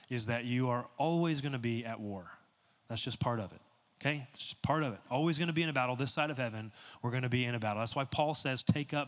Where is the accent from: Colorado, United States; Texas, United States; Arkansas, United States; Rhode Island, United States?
Texas, United States; moved away as an adult; also born or lived in Dallas, Texas; now in San Diego, United States; I'm from Texas